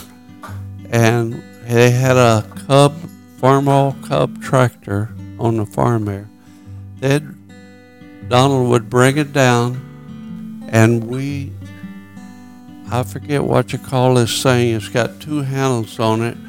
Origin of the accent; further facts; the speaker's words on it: Little Rock, Arkansas, United States; moved away as an adult; I grew up in Little Rock